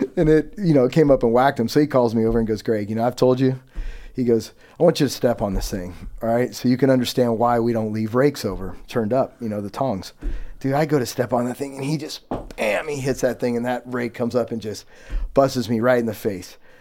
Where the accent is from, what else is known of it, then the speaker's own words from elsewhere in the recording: Yuba City, California, United States; I was born and raised in Yuba City, California, which is about forty minutes above Sacramento